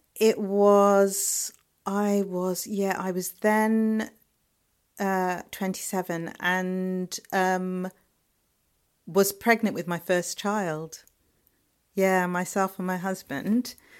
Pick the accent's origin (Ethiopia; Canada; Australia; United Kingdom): United Kingdom; London; moved away; also born or lived in Liverpool; I'm from London